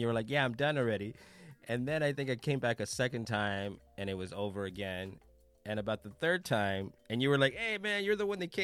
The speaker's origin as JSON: {"language": "English", "town": "Los Angeles", "region": "California", "country": "United States", "tie": "born or raised there", "said": "I grew up in South Central."}